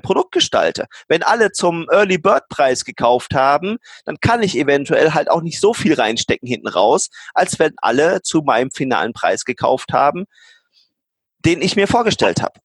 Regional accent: Germany; als Deutsche, als Ingenieure

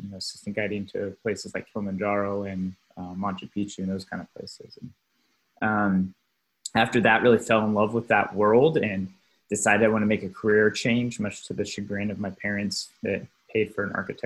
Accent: the Ozarks, United States; moved away as an adult; also born or lived in Ecuador; my then girlfriend, now wife, and I moved back from South America, where we were living and working, to the Ozarks to kind of be with my family

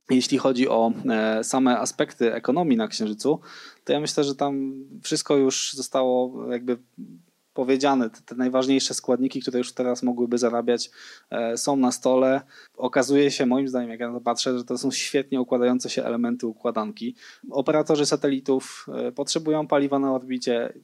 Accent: Świdnica, Lower Silesian Voivodeship, Poland; moved away; also born or lived in Wrocław; ja w ogóle jestem ze Świdnicy do Dolnym Śląsku

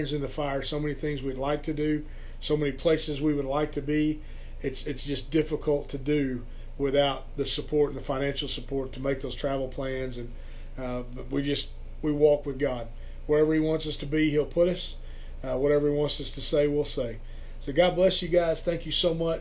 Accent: Perkins, Oklahoma, United States; also born or lived in Stillwater; a youth pastor here in my hometown of Perkins

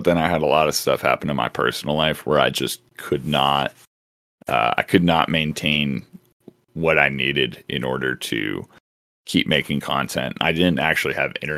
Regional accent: United States; being an American

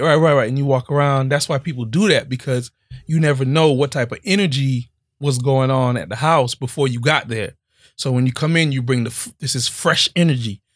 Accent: Miami, Florida, United States; Growing up in Miami is just different

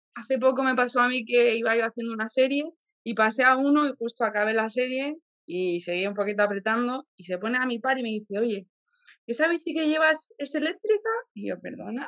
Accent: Boadilla, Spain; mis padres hicieron como una escuela ciclista en mi pueblo, en Boadilla

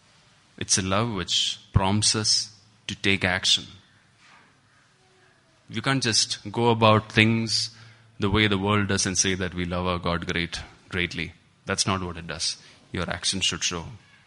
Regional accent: Kuwait; Christy is John's brother, and we grew up together in Kuwait.

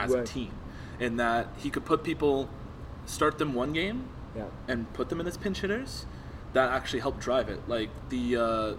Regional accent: Canada; As a Canadian

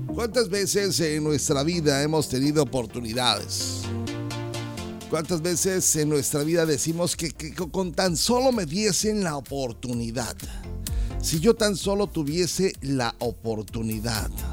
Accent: Mexico; como mexicanos

